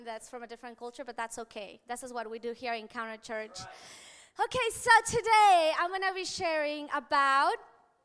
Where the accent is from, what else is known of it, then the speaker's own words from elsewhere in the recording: Mexico; moved away; where I grew up in Mexico